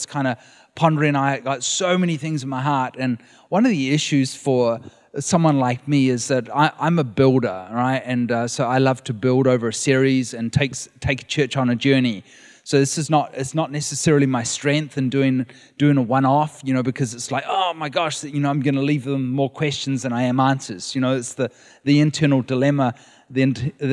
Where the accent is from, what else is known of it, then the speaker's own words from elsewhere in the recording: New Zealand; moved away as an adult; now in California, United States; We are from New Zealand